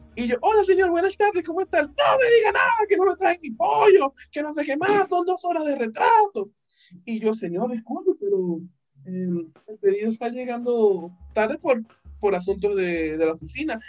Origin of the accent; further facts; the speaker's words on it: Venezuela; now in Peru; habemos cuatro venezolanos